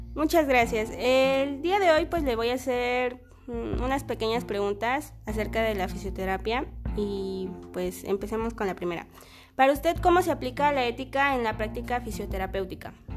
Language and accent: Spanish; Mexico; es nuestro deber como mexicanos y como fisioterapeutas promover la salud